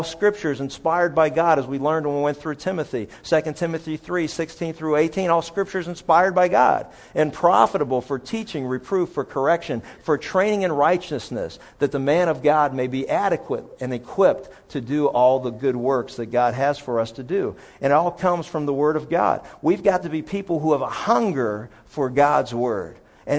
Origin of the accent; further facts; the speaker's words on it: Pennsylvania, United States; some of the best places when I was a kid growing up in Pennsylvania that I ate were places that, you know, where there was a pool stick coming past your head.